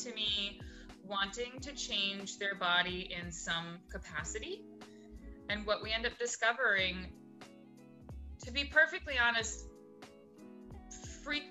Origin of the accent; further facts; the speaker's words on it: New Hampshire, United States; moved away as an adult; also born or lived in New York City; I grew up in New Hampshire